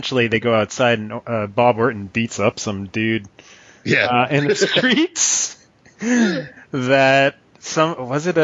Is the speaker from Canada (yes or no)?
yes; Calgary, Alberta, Canada; I'm from Calgary